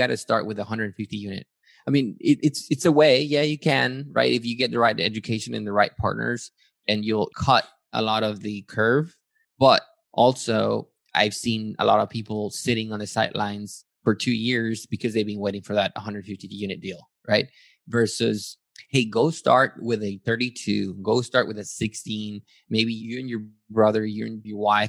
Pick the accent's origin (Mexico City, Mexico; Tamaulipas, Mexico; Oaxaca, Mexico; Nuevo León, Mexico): Tamaulipas, Mexico; Matamoros; moved away as an adult; also born or lived in Yucatan, Mexico; now in San Antonio, United States; I'm originally from Yucatan in Mexico, grew up in Matamoros. I came to the U.S. for college